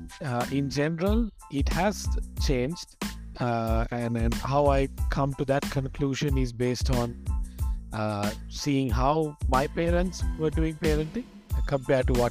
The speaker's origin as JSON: {"language": "English", "country": "Sri Lanka", "moved": "as an adult", "lives_now": "Bangkok, Thailand", "said": "I'm originally from Sri Lanka"}